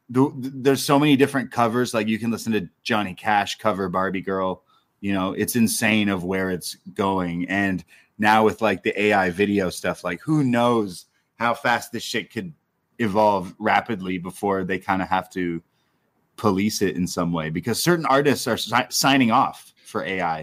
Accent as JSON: {"language": "English", "town": "Toronto", "region": "Ontario", "country": "Canada", "said": "I'm from Toronto"}